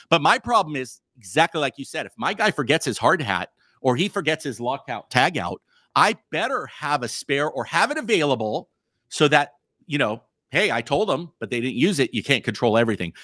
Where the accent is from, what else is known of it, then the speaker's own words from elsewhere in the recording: California, United States; also born or lived in Montana; now in Missoula, Montana, United States; my body was born in, in California